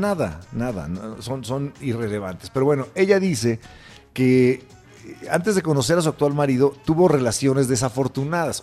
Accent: Mexico; somos los mexicanos

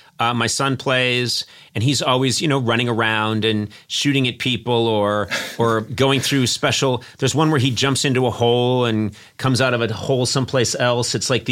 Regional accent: Boston, Massachusetts, United States; now in Los Angeles, United States; I grew up in Boston, which for the United States is considered very old.

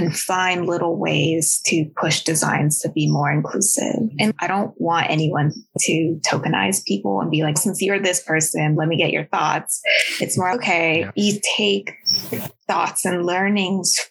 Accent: Bay Area, California, United States; English is a second language; also born or lived in Huntsville, Alabama; when I was about 5 years old, we settled in Bay Area, California. And as an Asian American, I can say I was very lucky to have been raised there

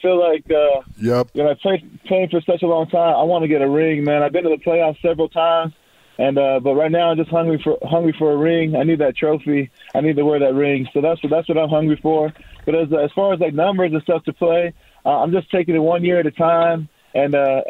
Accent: Pago Pago, American Samoa; also born or lived in Whittier, California; He moved me and my family to American Samoa to start a church

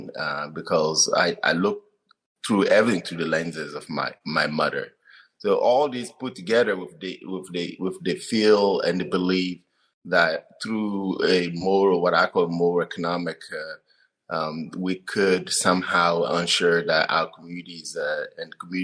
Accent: Togo; English is a second language; moved away as an adult; also born or lived in Wenatchee, Washington / Davis, California; now in Olympia, United States; I grew up in northern part of Togo, in the central part of Togo

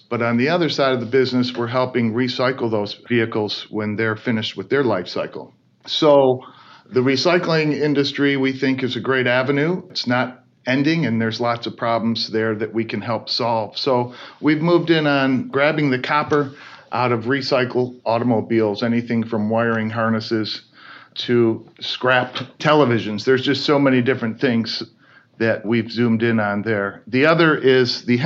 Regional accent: Michigan, United States; We grew up in Michigan, grew around the automotive industry

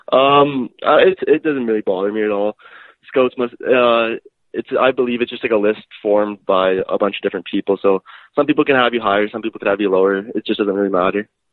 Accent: Edmonton, Alberta, Canada; born and raised in Edmonton, Alberta

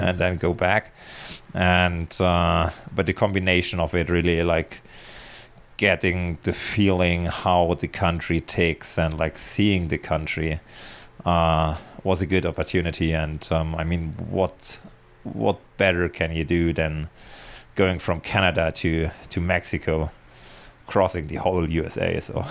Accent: Germany; moved away as an adult; now in Spain; I was born in Germany and, uh, lived for thirty-six years there

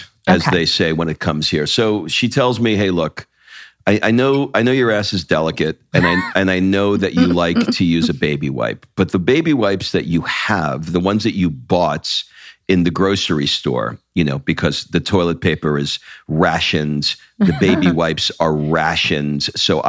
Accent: New York, United States; I'm from Long Island. All my East Coast people, actually people all over the world know exactly what I'm referring to if you've run into one of my kind out there in the world.

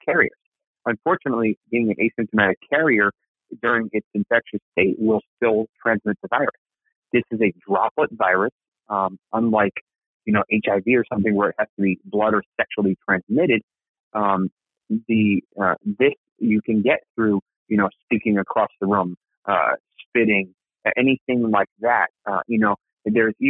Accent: Massachusetts, United States; moved away; I'm from Massachusetts. My parents live in Massachusetts

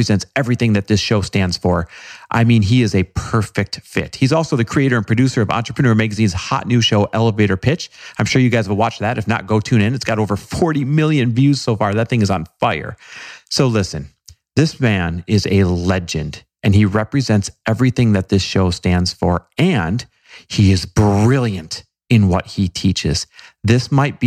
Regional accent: Wisconsin, United States; Grew up in Wisconsin

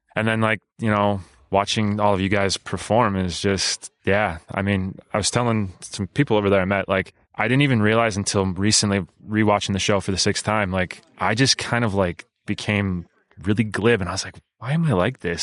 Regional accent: Cleveland, Ohio, United States; moved away as an adult; I am from Cleveland, but I live here now

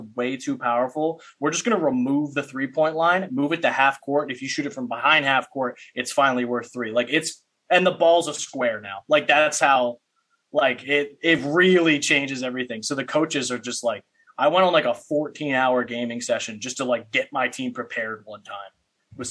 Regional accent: Paulsboro, New Jersey, United States; I'm from Paulsboro, New Jersey

